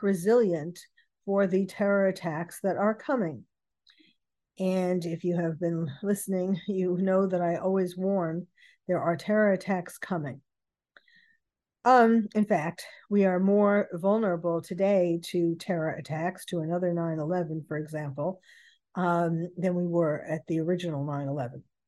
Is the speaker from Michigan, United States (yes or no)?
no; New York City, New York, United States; I was born and bred in New York City.